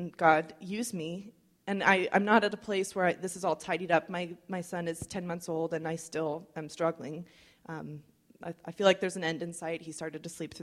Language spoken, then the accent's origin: English; United States; I'm white, I'm well-educated, I'm middle class, I'm an American.